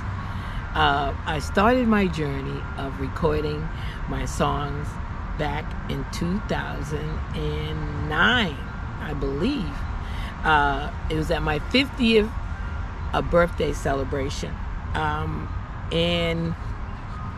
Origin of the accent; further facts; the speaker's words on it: Bridgeport, Connecticut, United States; also born or lived in Boston; my hometown in Bridgeport, Connecticut